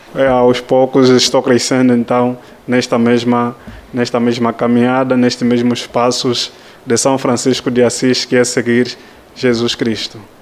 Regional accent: Luanda, Luanda Province, Angola; moved away as an adult; venho de Angola

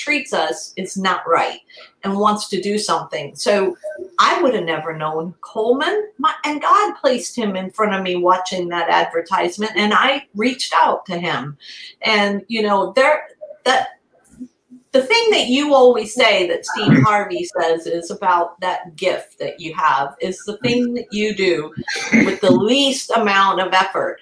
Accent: Italy; moved away; We're all Italian, so we grew up in Italy

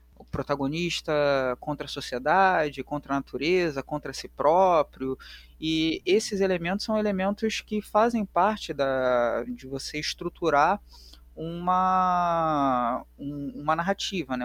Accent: Rio de Janeiro, Brazil; accent: carioca; o sotaque já denuncia que eu sou do Rio de Janeiro, eu sou carioca

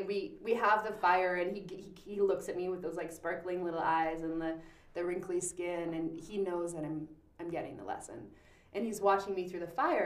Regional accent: Powell River, British Columbia, Canada; I was born in Powell River Hospital

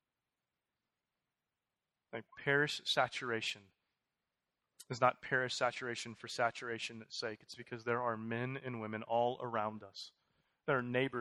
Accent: Houston, Texas, United States; moved away as an adult; I'm from Houston. We were gone for 8 years. I came in 10 months ago

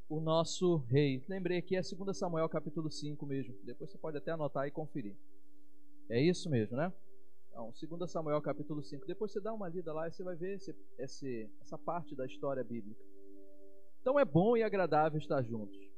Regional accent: Bahia, Brazil; eu sou daquele do, eu sou baiano, né? Então baiano é do cheiro.

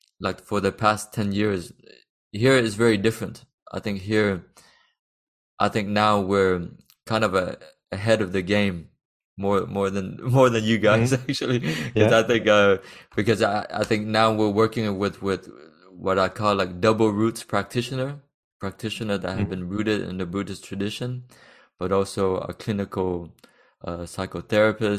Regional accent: Texas, United States; born or raised there; moved away as an adult; now in France

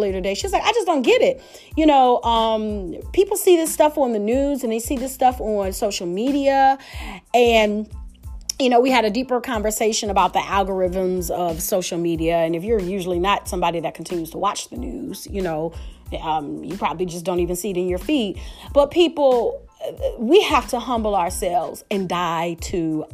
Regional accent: Detroit, Michigan, United States; I am from Detroit. I love my city of Detroit

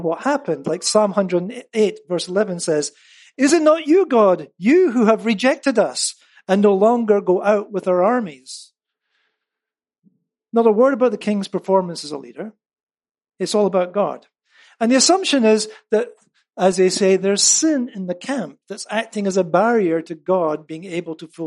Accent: United Kingdom; moved away; as a Brit

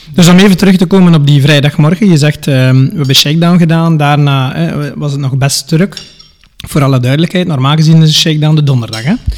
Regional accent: Staden, Flanders, Belgium; accent: West Flemish; Ik ben afkomstig van Staden, West-Rozebeke en Ledegem

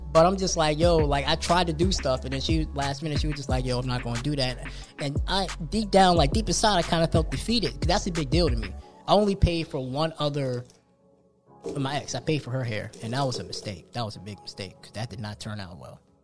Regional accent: New Jersey, United States; moved away; I grew up on Wawa back in Jersey. So Wawa to me is like home.

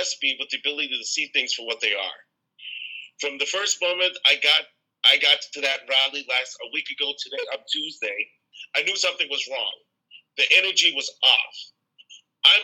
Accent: New York City, New York, United States; moved away as an adult; now in Minneapolis, United States; I was born and raised in Brooklyn, New York, and I moved to Minnesota 32 years ago to attend college

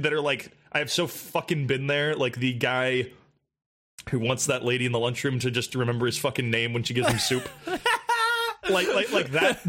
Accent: United States; Like, as an American, I will say.

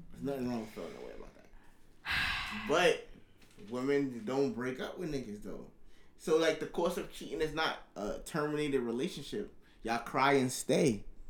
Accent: New York City, New York, United States; I'm from Brooklyn.

